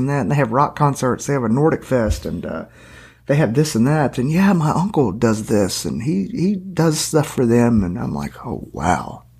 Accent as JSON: {"language": "English", "town": "Hopkinsville", "region": "Kentucky", "country": "United States", "tie": "born or raised there", "said": "I'm from Hopkinsville, and I was raised around all African Americans for the most part"}